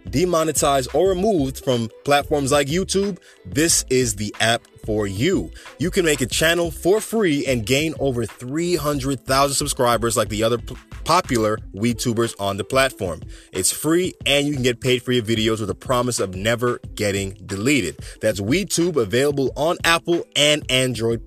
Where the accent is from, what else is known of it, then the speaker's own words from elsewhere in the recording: Jamaica; I'm Jamaican